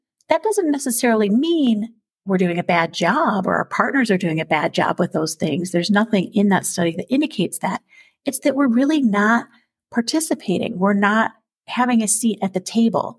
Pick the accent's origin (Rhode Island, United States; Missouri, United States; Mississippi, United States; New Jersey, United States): New Jersey, United States; moved away; I'm also originally from the East Coast, New Jersey, and family in New York